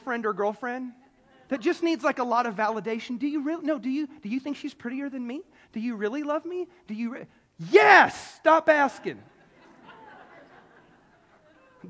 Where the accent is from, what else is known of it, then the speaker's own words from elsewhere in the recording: South Carolina, United States; I'm a city kid. I'm from South Carolina. I'm a city kid. I was born and raised in the city